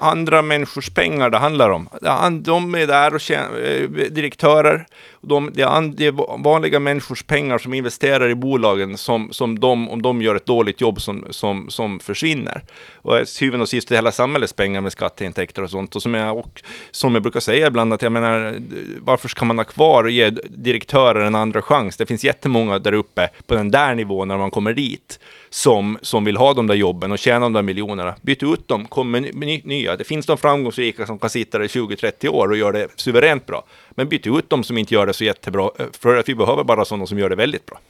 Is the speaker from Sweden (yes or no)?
no; Åland Islands; som ålänning